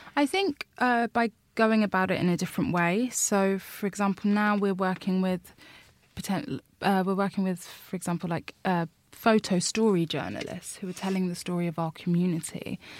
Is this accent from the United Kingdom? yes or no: yes; London, United Kingdom; I'm from Labbet Grove. I've grown up in Labbet Grove my whole life.